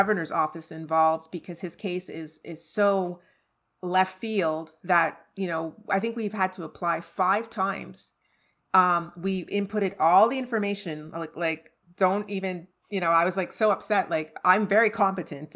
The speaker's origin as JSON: {"language": "English", "town": "Pointe-Claire", "region": "Quebec", "country": "Canada", "tie": "born or raised there", "also_born_or_lived": "Trinidad", "moved": "as an adult", "lives_now": "Orange Park, United States", "said": "I grew up in Point Claire in the suburbs"}